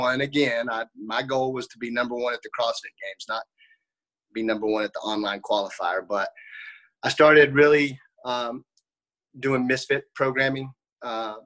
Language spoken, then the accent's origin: English; Johnson City, Tennessee, United States; also born or lived in Banner Elk, North Carolina; I grew up in Johnson City, Tennessee. I still live here currently.